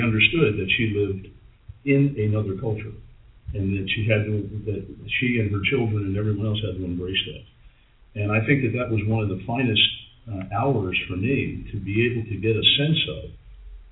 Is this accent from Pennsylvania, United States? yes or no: yes; Philadelphia, Pennsylvania, United States; in Philadelphia, downtown, in the area called Germantown, but the majority of the segregation that happened in my town was not color, it was Irish and Italian. And I was raised in a household